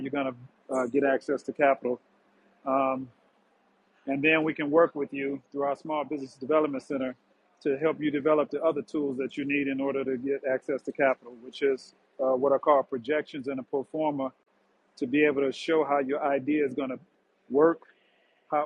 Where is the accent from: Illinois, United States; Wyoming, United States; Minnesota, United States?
Illinois, United States; Ford Heights; I grew up in Fort Heights. And for those listeners who are familiar with Chicago, Fort Heights is a suburb of Chicago